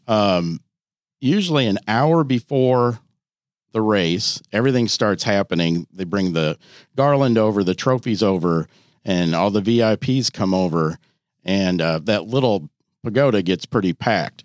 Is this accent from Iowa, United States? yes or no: yes; Iowa, United States; moved away as an adult; now in Louisville, United States; I'm from Iowa originally